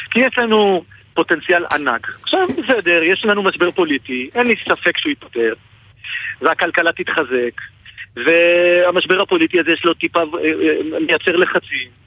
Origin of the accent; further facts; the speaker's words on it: Jerusalem, Jerusalem District, Israel; אני הרי בא מירושלים. הייתי ראש עיר